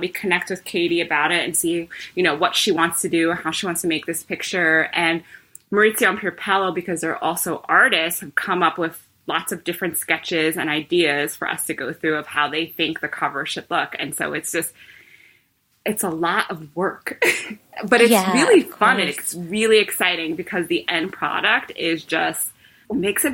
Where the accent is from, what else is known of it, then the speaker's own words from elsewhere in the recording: New York, United States; I am such a New Yorker. I've never lived anywhere else.